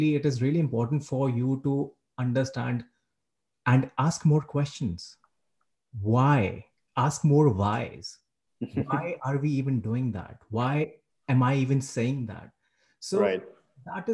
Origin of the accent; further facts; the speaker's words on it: India; moved away as an adult; now in Canada; I'm from India. I moved to Canada 1.5 years back